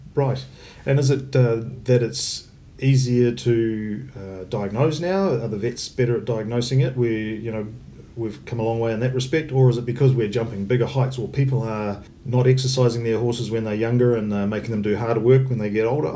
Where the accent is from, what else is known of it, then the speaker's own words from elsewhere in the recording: New Zealand; also born or lived in United States; I'm probably the only New Zealander with an AW.